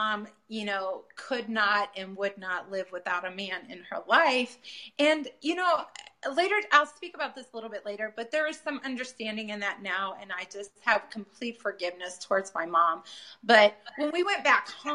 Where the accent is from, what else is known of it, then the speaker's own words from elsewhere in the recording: Peoria, Illinois, United States; I come from Peoria, Illinois